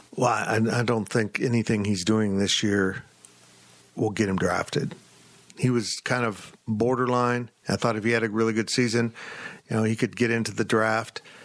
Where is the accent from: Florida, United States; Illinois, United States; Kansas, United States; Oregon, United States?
Kansas, United States; Salina; I grew up in Salina. I grew up watching Marymount College basketball